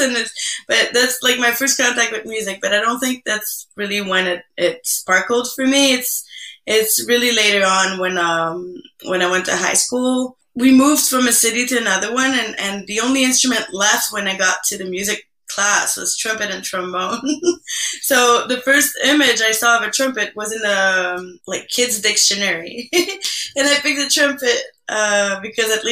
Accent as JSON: {"language": "English", "region": "Quebec", "country": "Canada", "also_born_or_lived": "Havana, Cuba", "first_language": "French", "second_language": "English", "moved": "yes", "said": "I'm from Quebec originally"}